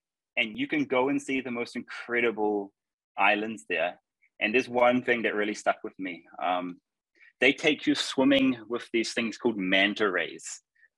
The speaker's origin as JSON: {"language": "English", "country": "New Zealand", "tie": "born or raised there", "moved": "as an adult", "lives_now": "India", "said": "where I'm from New Zealand."}